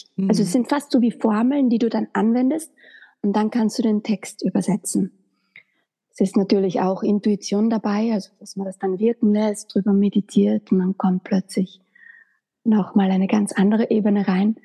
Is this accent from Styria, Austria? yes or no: yes; Graz, Styria, Austria; moved away as an adult; also born or lived in Vienna; nach Wien bin ich dann gezogen, weil ich komme ursprünglich aus Graz